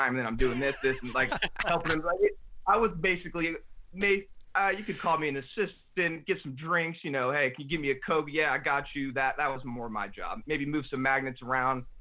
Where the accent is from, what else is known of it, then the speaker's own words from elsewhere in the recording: New Orleans, Louisiana, United States; also born or lived in New Jersey / Dallas; I was born in New Jersey, actually. He was coaching for the Giants, and then we moved to Dallas when he got the assistant head coaching job there. But even then, we moved to New Orleans when I was five years old.